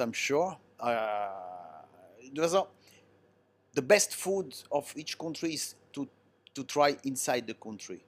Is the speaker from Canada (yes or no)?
no; Italy; English is a second language; now in China; Italian, they speak with their hand